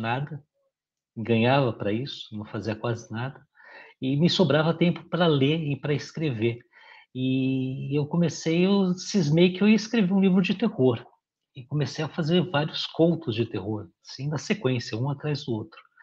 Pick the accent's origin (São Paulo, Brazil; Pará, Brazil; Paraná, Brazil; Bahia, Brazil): São Paulo, Brazil; Sou paulistano, beirando 50 anos